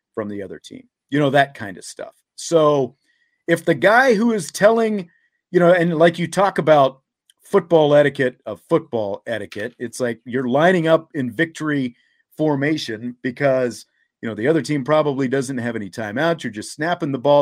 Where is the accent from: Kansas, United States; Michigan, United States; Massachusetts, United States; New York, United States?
Kansas, United States; when I grew up in Kansas